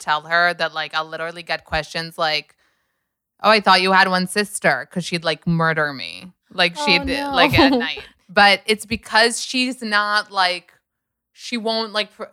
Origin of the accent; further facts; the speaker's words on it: United States; moved away; I'm American